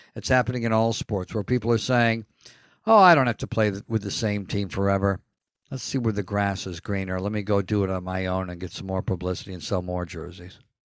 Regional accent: United States; we're from the United States

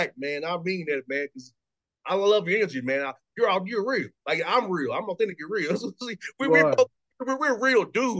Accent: Atlanta, Georgia, United States; I'm from Atlanta

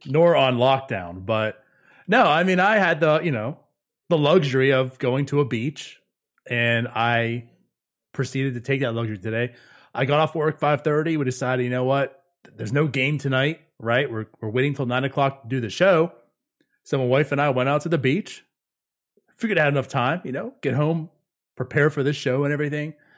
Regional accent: Pittsburgh, Pennsylvania, United States; now in Jacksonville, United States; I'm originally from the Pittsburgh area

